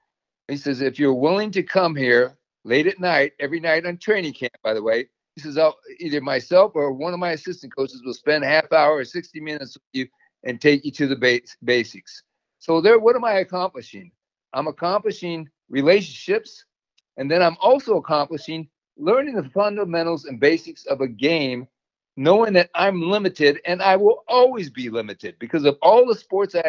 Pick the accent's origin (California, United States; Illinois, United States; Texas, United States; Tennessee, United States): California, United States; Torrance; it was also near my hometown of Torrance, California